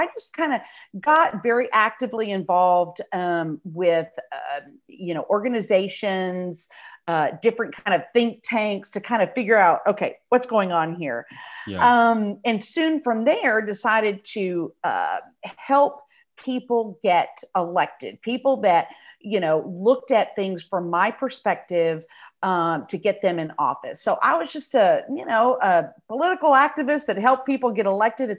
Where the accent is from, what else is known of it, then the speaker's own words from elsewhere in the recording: South Texas, United States; moved away as an adult; now in North Texas, United States; I grew up in South Texas, went to college in the University of North Texas. So I have been in North Texas ever since.